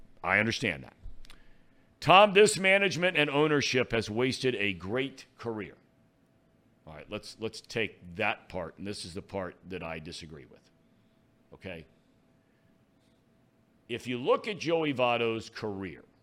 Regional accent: Cincinnati, Ohio, United States; come back to my hometown

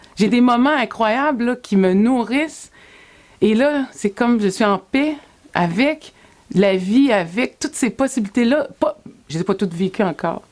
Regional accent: Sorel-Tracy, Quebec, Canada; je quitte euh, ma ville natale, Sorel-Tracy, le 7 août 97

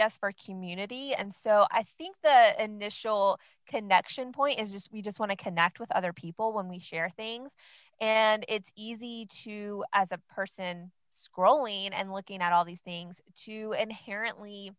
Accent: North Carolina, United States; I am actually from North Carolina, and I am married to my high school sweetheart.

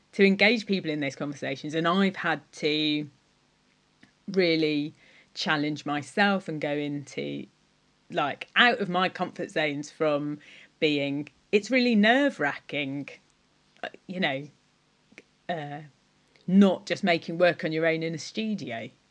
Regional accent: Cornwall, South West England, United Kingdom; I am Cornish

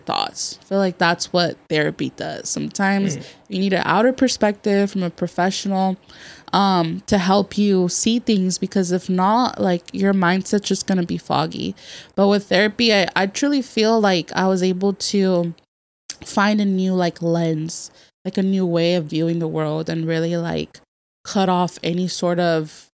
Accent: Merced, California, United States; now in San Diego, United States; I'm from the Central Valley. Shout out to 209 Merced, California

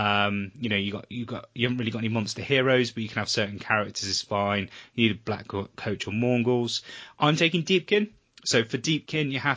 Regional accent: Weymouth, South West England, United Kingdom; Weymouth, which is my hometown

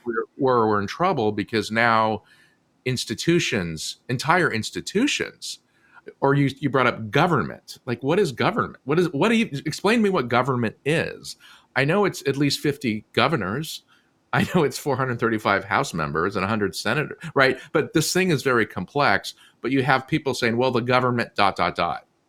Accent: Southern California, United States; I grew up in Southern California

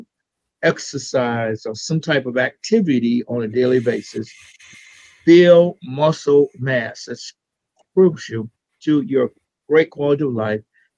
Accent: South Louisiana, United States; I'm from South Louisiana

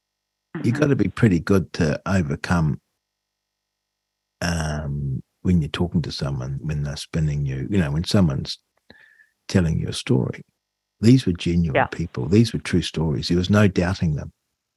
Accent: New Zealand; I had no horse in the race other than as a New Zealander.

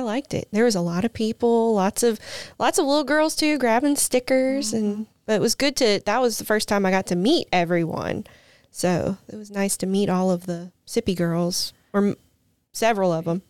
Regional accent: Bay St. Louis, Mississippi, United States; now in Brandon, United States; I'm originally from the Gulf Coast, though. I grew up in Bay St. Louis

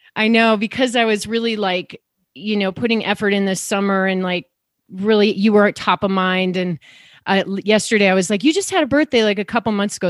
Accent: Downers Grove, Illinois, United States; I grew up in Chicago too, suburbs

